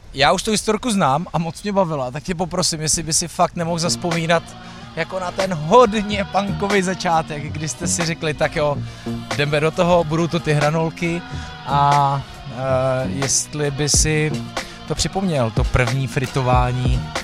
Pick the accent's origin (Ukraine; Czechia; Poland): Czechia; Bohemia; někdo, kdo je prostě z Čech